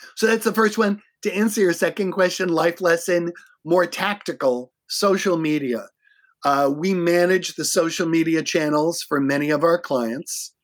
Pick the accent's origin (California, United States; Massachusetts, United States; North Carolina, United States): Massachusetts, United States; Boston; moved away as an adult; now in Minneapolis, United States; I'm from Boston. I'm, I'm not originally from Minnesota